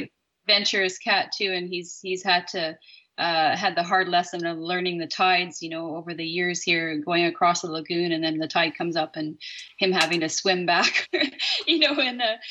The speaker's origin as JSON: {"language": "English", "area": "North Island", "region": "British Columbia", "country": "Canada", "tie": "born or raised there", "said": "growing up on the North Island, there's so many cougars up there. And all those years that I grew up there"}